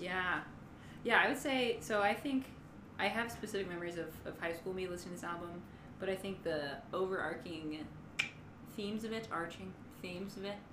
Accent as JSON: {"language": "English", "region": "Virginia", "country": "United States", "moved": "as an adult", "lives_now": "Michigan, United States", "said": "I'm from Virginia, but I live in Michigan"}